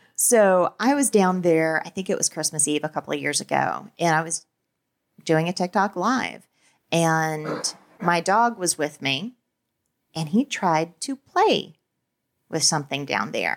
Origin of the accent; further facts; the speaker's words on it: the South, United States; I grew up in the South during the Satanic Panic.